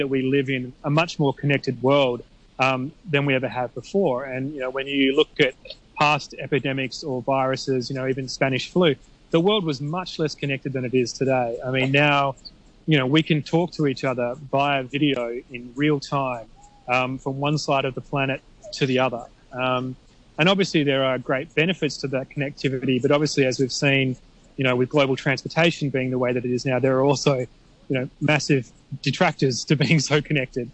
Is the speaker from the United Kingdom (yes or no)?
no; Australia; now in Hong Kong; I'm from Australia